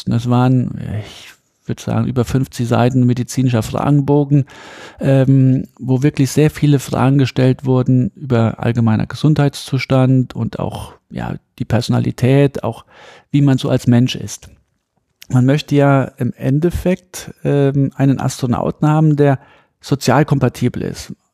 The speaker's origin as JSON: {"language": "German", "region": "Saarland", "country": "Germany", "said": "ich bin ja aus dem Saarland, sehr dünn besiedelt und zu der Zeit ähm, hat man ja noch ein bisschen den, als ich klein war, hat man noch den Kalten Krieg, ähm, zwar Tieffluggebiet, Rammstein ist in der Nähe, die amerikanische Airbase."}